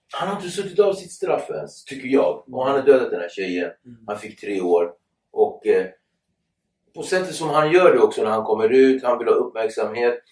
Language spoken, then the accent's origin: Swedish; Nacka, Stockholm County, Sweden; Jag är uppväxt i Nacka